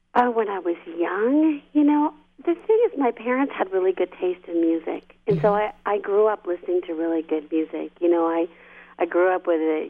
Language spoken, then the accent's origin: English; Indiana, United States; moved away as an adult; now in California, United States; i grew up in Indiana